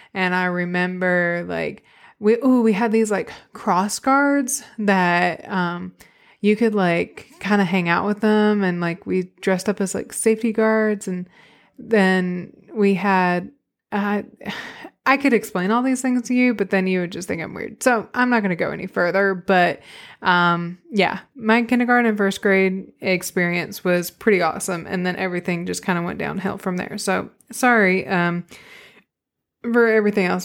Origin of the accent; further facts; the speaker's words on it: Arkadelphia, Arkansas, United States; now in Northwest Arkansas, United States; I grew up in Arkadelphia, Arkansas.